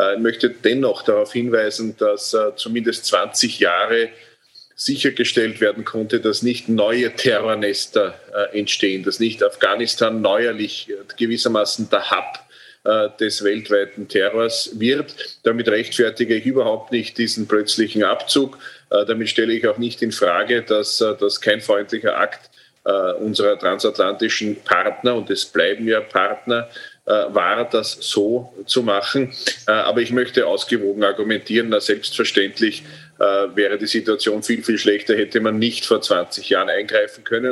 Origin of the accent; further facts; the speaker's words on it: Austria; bei uns in Österreich